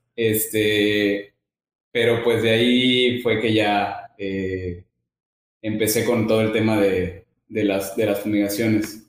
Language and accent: Spanish; Veracruz, Mexico; Soy de Veracruz, tengo 33 años.